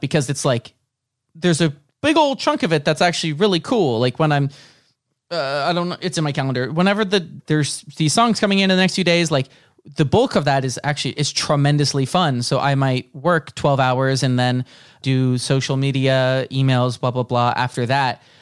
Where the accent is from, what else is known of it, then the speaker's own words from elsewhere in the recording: Bay Area, 30 minutes south of San Francisco, California, United States; moved away as an adult; now in Los Angeles, United States; I grew up like 30 minutes south of San Francisco